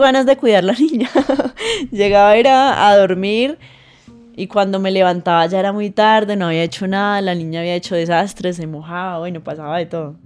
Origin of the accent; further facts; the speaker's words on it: Putumayo, Colombia; moved away; also born or lived in Mocoa; Yo crecí en el campo, yo nací en, en la capital del Putumayo, que se llama Mocoa, pero crecí en el campo con mis abuelos